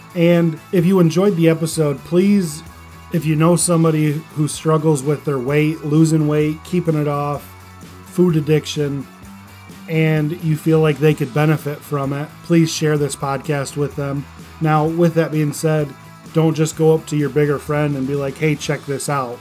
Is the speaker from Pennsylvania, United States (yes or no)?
no; Michigan, United States; I call it a pop because I'm from Michigan.